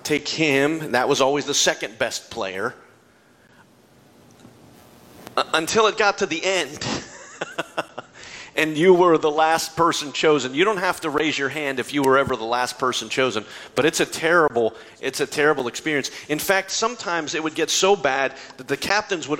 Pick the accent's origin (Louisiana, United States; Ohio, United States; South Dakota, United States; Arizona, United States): Ohio, United States; Hubbard; my hometown of Hubbard, Ohio